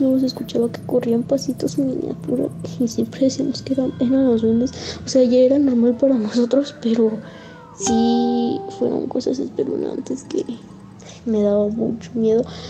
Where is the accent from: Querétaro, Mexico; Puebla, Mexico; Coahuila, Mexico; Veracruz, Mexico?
Querétaro, Mexico; soy de Querétaro, de de, de Lomas de Casablanca arriba de los andadores.